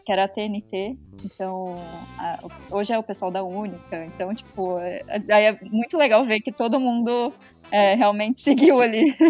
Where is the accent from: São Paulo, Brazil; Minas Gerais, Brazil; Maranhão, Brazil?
São Paulo, Brazil; Ribeirão Preto; moved away as an adult; now in Belgium; natural da Ribeirinha, então eu sou de Ribeirão também